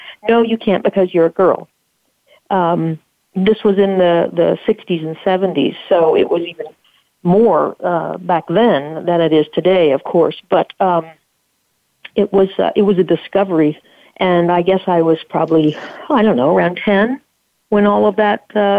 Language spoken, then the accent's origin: English; the South, United States; So growing up in the South, I think that was pretty much the theme.